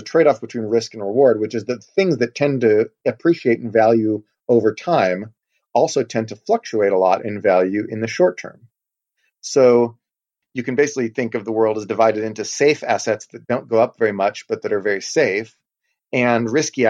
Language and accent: English; Texas, United States; I am from Texas